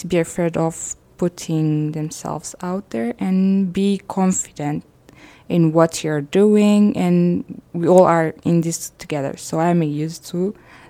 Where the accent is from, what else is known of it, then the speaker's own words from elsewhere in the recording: Eritrea; now in Brooks, Canada; I'm originally from Eritrea. I have been in Canada from 2018 and I have been living in Brooks since then.